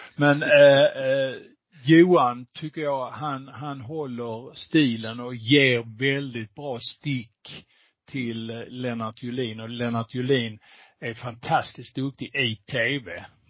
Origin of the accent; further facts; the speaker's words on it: Skåne, Sweden; jag som skåning